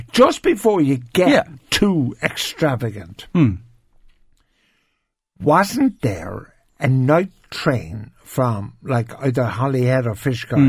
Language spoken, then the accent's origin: English; Cork, Munster, Ireland; I was from Cork and I was a Catholic